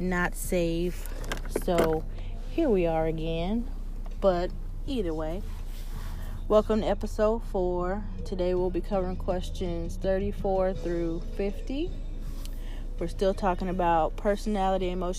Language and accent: English; United States; I love being an American, African American.